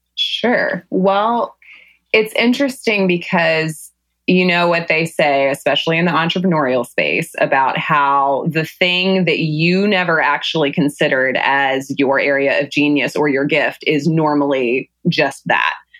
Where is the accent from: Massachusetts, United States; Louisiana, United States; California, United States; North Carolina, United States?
North Carolina, United States; Salisbury; moved away as an adult; growing up in Salisbury, North Carolina is that it's that kind of small town situation